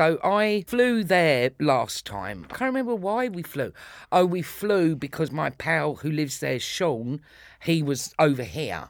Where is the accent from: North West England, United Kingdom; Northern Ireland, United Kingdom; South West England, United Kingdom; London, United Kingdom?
London, United Kingdom; Islington; born there; No, I was born in Islington. I was born, there's a Royal Free Hospital in Hampstead, but it used to be on the Liverpool Road in Islington.